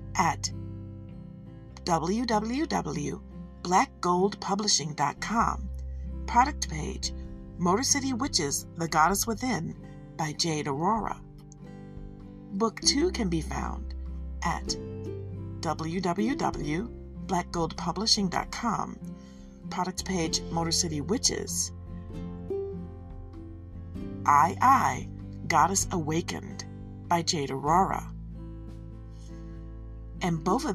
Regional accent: Detroit, Michigan, United States; I'm from Detroit, so I have a soft spot for her

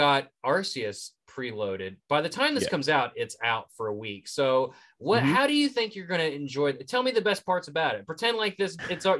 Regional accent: West Virginia, United States; accent: West Virginia; That's my West Virginia accent rolling through.

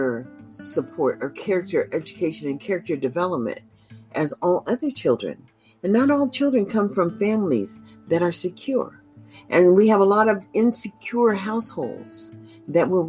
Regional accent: United States; I'm African American, and my advocacy is for the majority of my people

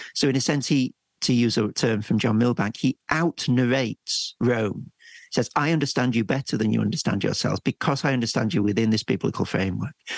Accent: England, United Kingdom; as an English person

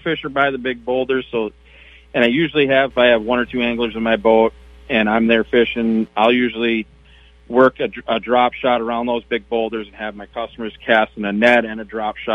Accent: Chisago City, Minnesota, United States; also born or lived in Mille Lacs, Minnesota; I'm from Chisago, and I grew up on Green Lake there

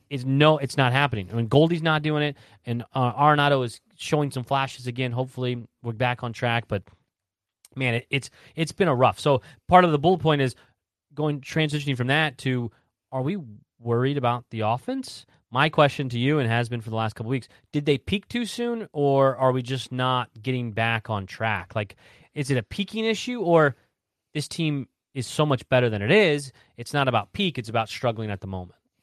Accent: Southern Indiana, United States; I grew up in Southern Indiana, so it, everyone's a Hoosier

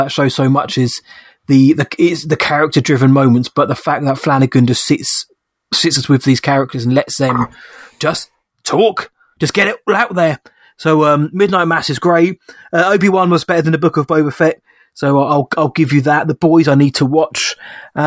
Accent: United Kingdom; being British

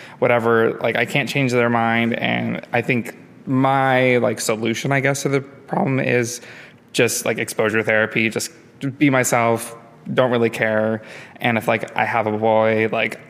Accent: Oostburg, Wisconsin, United States; moved away as an adult; also born or lived in Madison, Wisconsin; now in Chicago, United States; I'm from Wisconsin. I grew up in the Sheboygan area, a little town called Oostburg

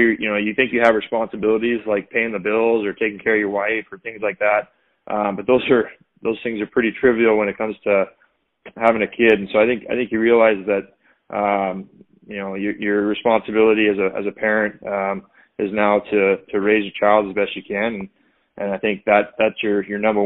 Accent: California, United States; now in Boston, United States; I'm originally from California, but I live out in Boston now.

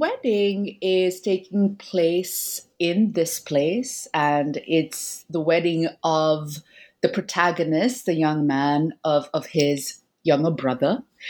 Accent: India; from my own, you know, childhood growing up in India, right?

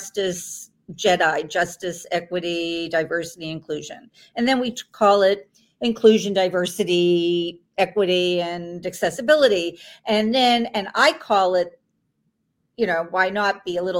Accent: Toronto, Ontario, Canada; in the province of Ontario, I'm from Toronto

